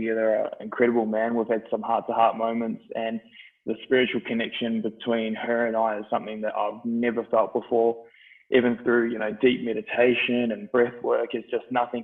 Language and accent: English; Christchurch, Canterbury, New Zealand; now in Australia; I grew up in New Zealand. I did the first half of my life in New Zealand, which was a great experience. It was different for me compared to a lot of people. My old man was in the army, so we were based on a lot of army camps, and we moved around a little bit, but did most of my growing up in Christchurch, New Zealand